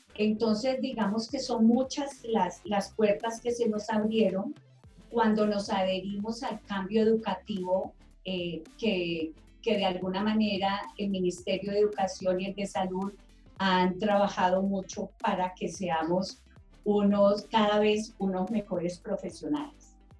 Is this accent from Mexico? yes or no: no; Palmira, Valle del Cauca, Colombia; moved away as an adult; also born or lived in Bogotá; Yo soy de Palmira Valle y tuve que emigrar a Bogotá para poder estudiar instrumentación quirúrgica